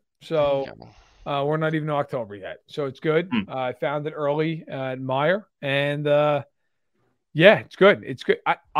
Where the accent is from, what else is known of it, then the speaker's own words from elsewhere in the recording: New York, United States; I'm a New Yorker.